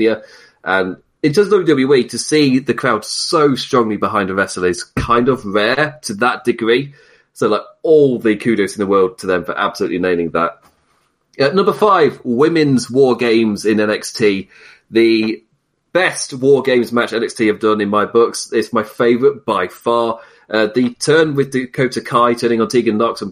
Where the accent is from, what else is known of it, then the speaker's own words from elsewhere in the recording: United Kingdom; being British